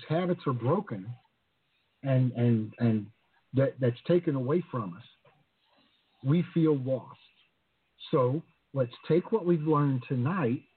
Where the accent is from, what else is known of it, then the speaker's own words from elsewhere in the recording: the South, United States; moved away; also born or lived in the islands; I grew up in the South